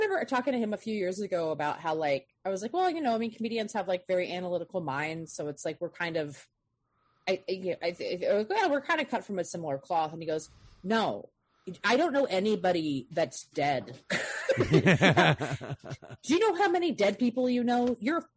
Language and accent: English; East Coast, United States; now in Los Angeles, United States; I grew up on the East Coast